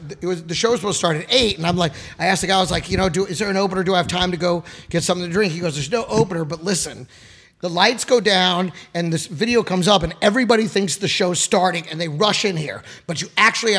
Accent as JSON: {"language": "English", "town": "Dallas", "region": "Texas", "country": "United States", "tie": "born or raised there", "moved": "yes", "said": "I grew up in Dallas."}